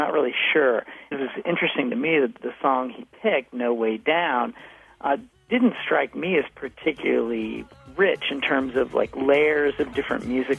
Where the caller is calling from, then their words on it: Leesburg, Virginia, United States; I'm calling from Leesburg, Virginia.